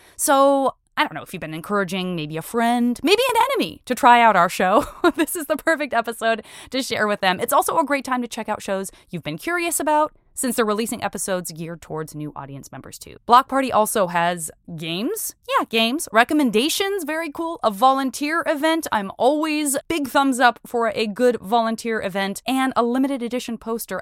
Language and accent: English; Arizona, United States; I'm from Arizona